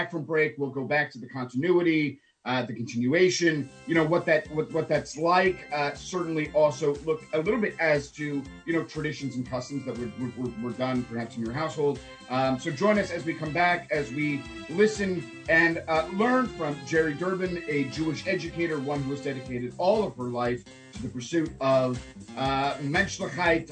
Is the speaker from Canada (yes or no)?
yes; Toronto, Ontario, Canada; now in Stuart, United States; my former host country of Canada, of growing up in Toronto